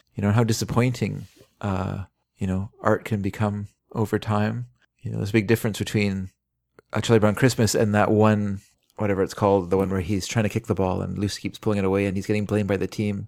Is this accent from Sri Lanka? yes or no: no; Vancouver, British Columbia, Canada; the Vancouver Sun, which was our family paper.